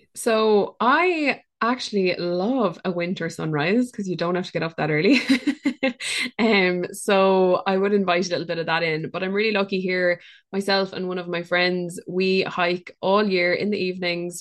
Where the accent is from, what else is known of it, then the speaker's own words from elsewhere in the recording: Ireland; us as Irish people or people who live on Irish land